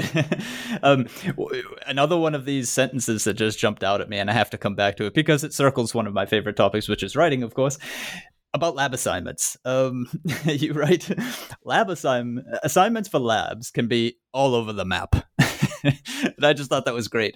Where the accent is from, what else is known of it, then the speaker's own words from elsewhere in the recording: Massachusetts, United States; moved away as an adult; now in Germany; I, I grew up in Massachusetts and did most of my education there